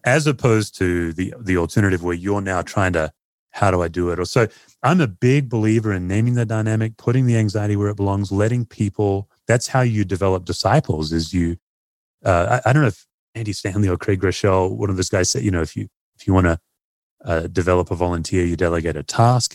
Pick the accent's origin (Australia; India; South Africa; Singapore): Australia; now in United States; as an Aussie